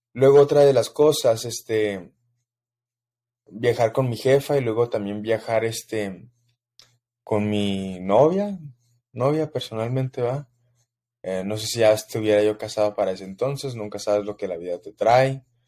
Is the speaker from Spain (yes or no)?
no; Mexico City, Mexico; Soy de la Ciudad de México, crecí en plena humildad